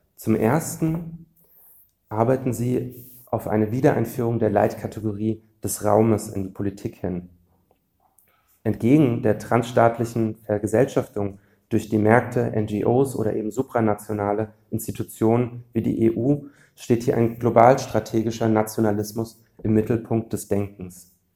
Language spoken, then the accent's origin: German; Frankfurt am Main, Hesse, Germany; der größte Arbeitgeber meiner Heimatstadt, ähm, das ist die Fraport AG